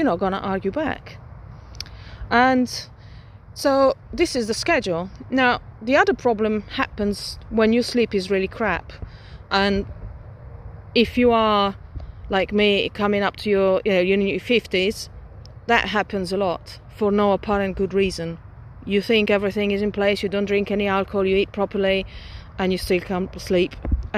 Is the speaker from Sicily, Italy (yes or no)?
no; Milan, Lombardy, Italy; moved away; when I was still growing up in Milan